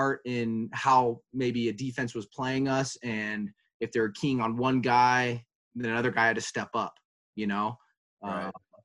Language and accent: English; California, United States; moved away; I'm from California